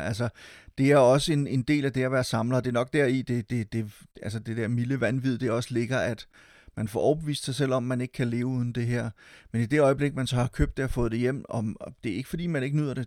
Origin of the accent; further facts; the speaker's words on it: Silkeborg, Central Denmark Region, Denmark; Jeg var med til at drive en lille biograf i min hjemby Silkeborg